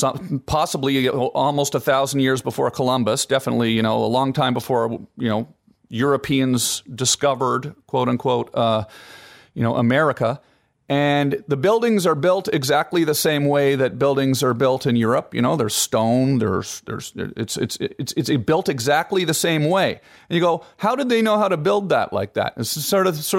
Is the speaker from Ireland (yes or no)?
no; Canada; as a kid growing up in Canada